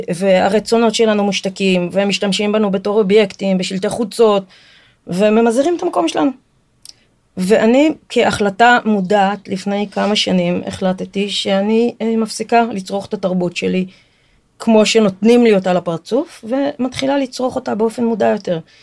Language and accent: Hebrew; Israel; אני נולדתי בארץ, אבל שני ההורים שלי ברזילאים